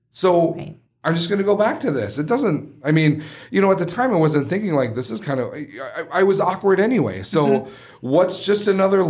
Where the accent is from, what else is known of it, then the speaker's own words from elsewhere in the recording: Midwest, United States; As a Midwesterner